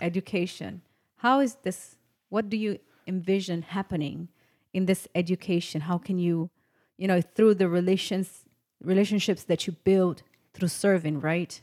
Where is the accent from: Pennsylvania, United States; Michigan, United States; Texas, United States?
Texas, United States; I'm from Texas. I live here